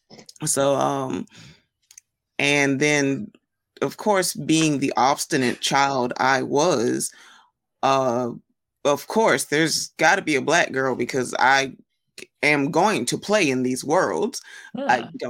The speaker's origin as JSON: {"language": "English", "region": "South Carolina", "country": "United States", "tie": "born or raised there", "said": "my home state of South Carolina, which my people live near Charleston. So we have a lot of Gullah influences"}